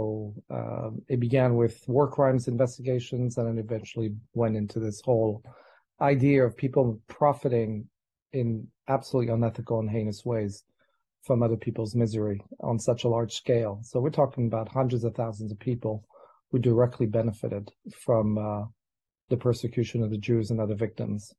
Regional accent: France; I grew up in France

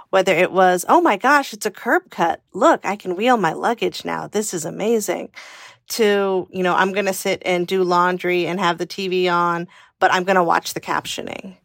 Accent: California, United States; moved away as an adult; also born or lived in Washington, D.C.; I grew up in California in the eighties

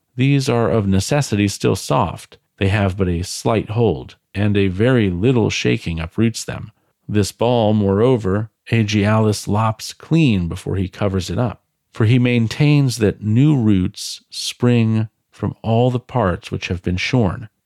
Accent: United States; I'm American, for the time being

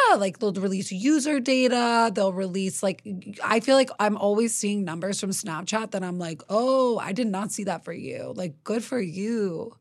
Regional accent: New York City, New York, United States; I grew up in New York City

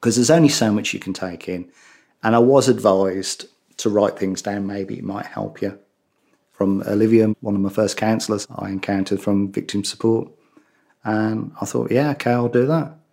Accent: Birmingham, West Midlands, United Kingdom; accent: Brummie; my Brummie accent

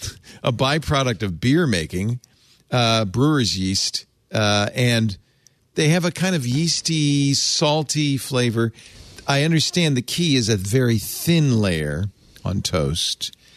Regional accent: Providence, Rhode Island, United States; I grew up in Providence.

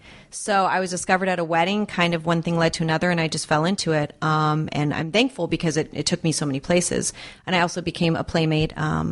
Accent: Valencia, California, United States; also born or lived in Las Vegas

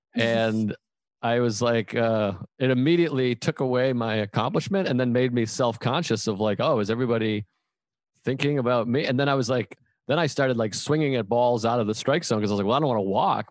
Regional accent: Boston, Massachusetts, United States; I'm I'm from Boston

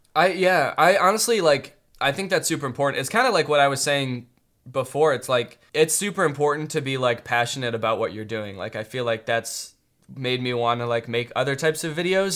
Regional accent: United States; I'm American through and through

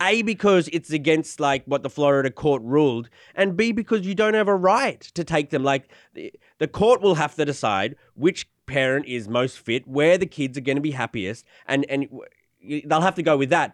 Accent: Australia; moved away; I'm Australian

